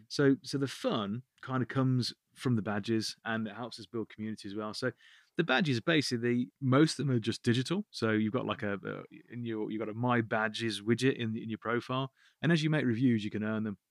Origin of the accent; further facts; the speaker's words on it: Birmingham, West Midlands, United Kingdom; I'm from Birmingham